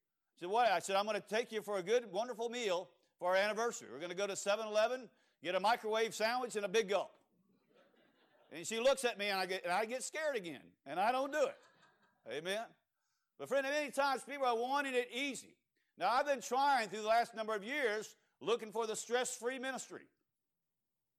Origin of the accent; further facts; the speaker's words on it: Cajun, Louisiana, United States; I'm Cajun